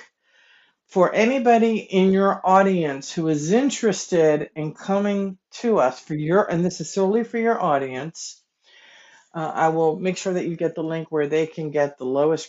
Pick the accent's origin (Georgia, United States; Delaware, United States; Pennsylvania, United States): Pennsylvania, United States; King of Prussia; I'm from King of Prussia